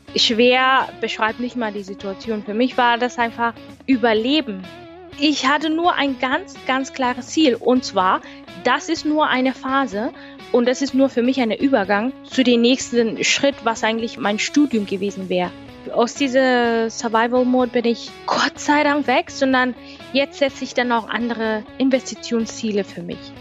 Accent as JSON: {"language": "German", "country": "Kenya", "second_language": "German", "moved": "as an adult", "lives_now": "Germany", "said": "fliege ich zurück nach meinem Heimatland"}